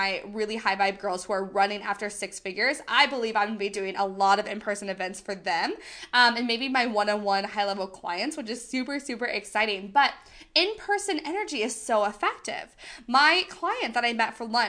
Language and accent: English; United States; accent: American; I am very much American. I have a very much American accent